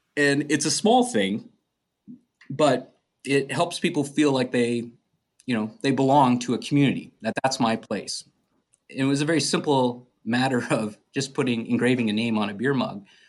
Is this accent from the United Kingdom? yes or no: no; Edmonton, Alberta, Canada; moved away as an adult; also born or lived in Chicago, United States; I'm originally from Edmonton, uh, born and raised